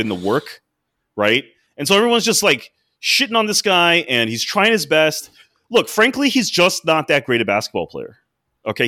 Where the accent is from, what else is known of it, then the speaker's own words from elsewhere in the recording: Washington, District of Columbia, United States; I grew up in D C